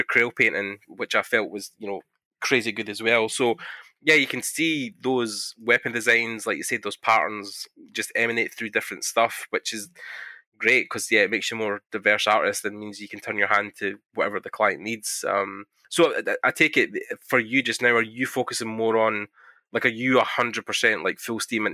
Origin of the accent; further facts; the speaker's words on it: Scotland, United Kingdom; I'm Scottish